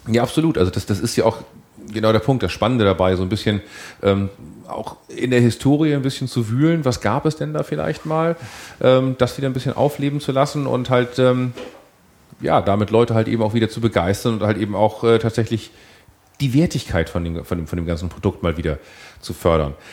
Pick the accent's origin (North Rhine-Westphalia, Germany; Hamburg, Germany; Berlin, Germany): Hamburg, Germany; als Hamburger muss ich leider dann trotzdem zugeben